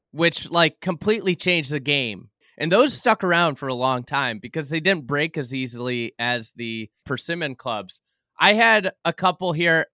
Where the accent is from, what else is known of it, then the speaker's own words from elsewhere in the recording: Lake Bluff, Illinois, United States; I grew up in Lake Bluff, um, Illinois, north of Chicago